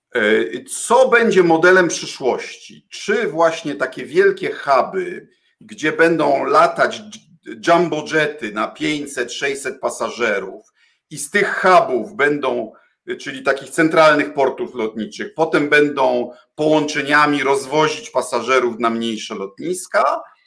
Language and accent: Polish; Bydgoszcz, Kuyavian-Pomeranian Voivodeship, Poland; ja się urodziłem w Bydgoszczy, liceum w Bydgoszczy, reprezentuję e, e, Kujawsko-Pomorskie.